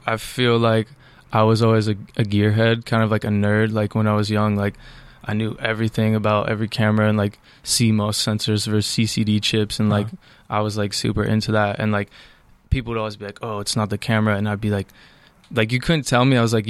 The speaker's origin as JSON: {"language": "English", "town": "Poughkeepsie", "region": "New York", "country": "United States", "lives_now": "Los Angeles, United States", "said": "I'm from New York. I'm from upstate New York, technically. Not really. But yeah, it's a town called Poughkeepsie, like an hour and a half out north of Manhattan."}